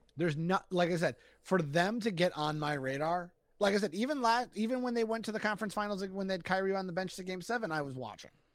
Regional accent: Boston, Massachusetts, United States; my hometown team

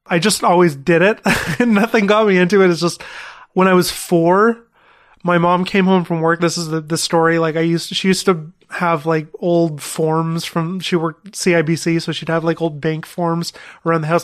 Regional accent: Thornhill, Ontario, Canada; I grew up in Thornhill, which is north of Toronto

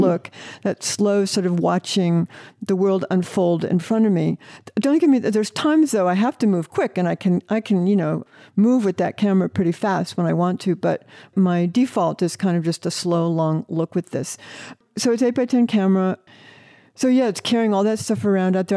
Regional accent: Northeast Ohio, United States; I grew up in the Forest of Ohio.

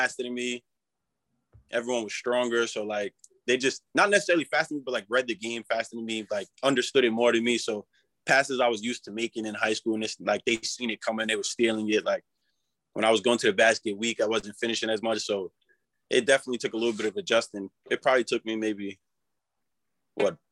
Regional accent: Rhode Island, United States; growing up in Rhode Island, just as a kid

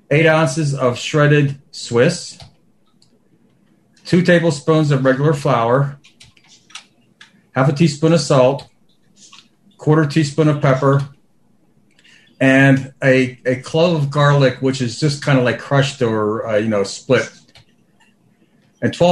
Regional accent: Pittsburgh, Pennsylvania, United States; Sorry, from I'm from Pittsburgh. Usually okay. I say.

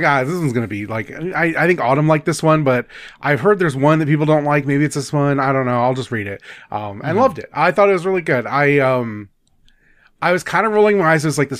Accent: Midwest, United States; I'm a Midwesterner. I eat my teas, so it's Atawan.

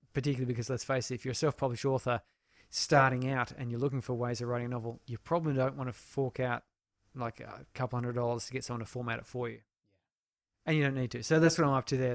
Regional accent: Canberra, Australian Capital Territory, Australia; where I grew up in Canberra

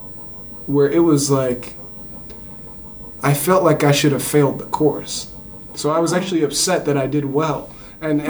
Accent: Southern California, United States; I grew up in Southern California

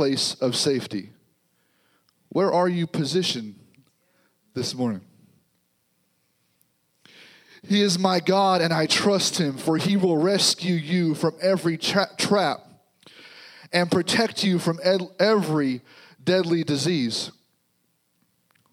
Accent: Missouri, United States; This is home for us now. So we're from Missouri, so we're here

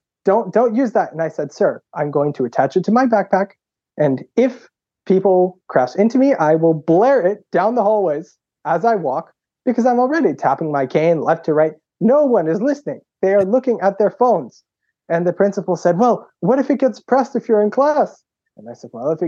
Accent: Boston, Massachusetts, United States; I grew up in Boston and then just went to public school

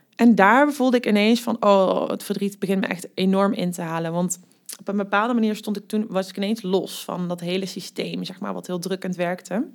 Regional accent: Amerika, Limburg, Netherlands; accent: soft G; moved away as an adult; now in Nijmegen, Netherlands; ik kom uit Limburg, wat je waarschijnlijk ook al hoort aan mijn zachte G. Eh, ik ben daar opgegroeid in een heel klein dorpje genaamd Amerika op de boerderij

